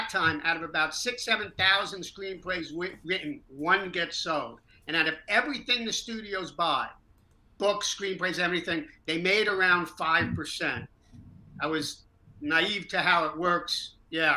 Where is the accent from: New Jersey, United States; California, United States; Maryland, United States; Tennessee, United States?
New Jersey, United States; I grew up in North Jersey in Hell's Kitchen